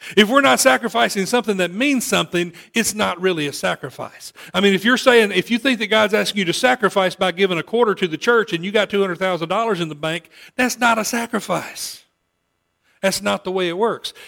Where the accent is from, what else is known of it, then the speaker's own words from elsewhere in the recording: Olive Branch, Mississippi, United States; moved away; I grew up in Olive Branch, moved away, came back a few times